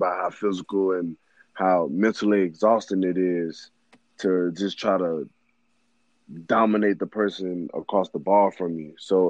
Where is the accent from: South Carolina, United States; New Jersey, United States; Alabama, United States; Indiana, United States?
Alabama, United States; Mobile; Man, I'm from Mobile, Alabama, born and raised, a single-parent home, five-star recruit coming out of high school, played at St. Paul's Episcopal, attended Auburn University, of course, played 4 years.